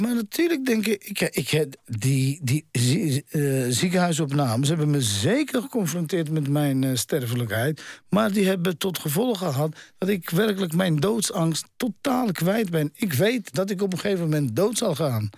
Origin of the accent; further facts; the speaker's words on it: Netherlands; also born or lived in Amsterdam; Ik ben in Nederland opgegroeid